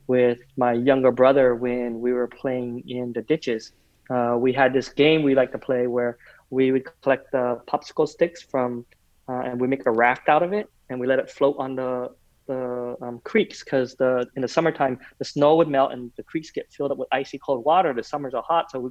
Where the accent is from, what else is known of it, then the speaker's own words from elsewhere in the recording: Provo, Utah, United States; also born or lived in Vietnam; I was born in Vietnam right before the fall of our country, before the Vietnam War was over, though. We came and settled in the United States, Provo, Utah, of all places